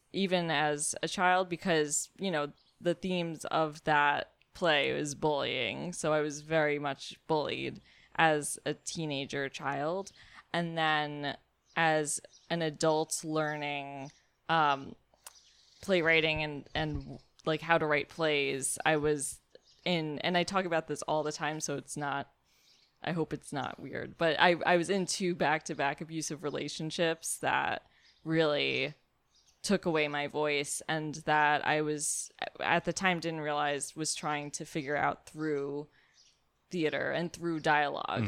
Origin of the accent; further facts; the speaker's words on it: New York City, New York, United States; I'm from Brooklyn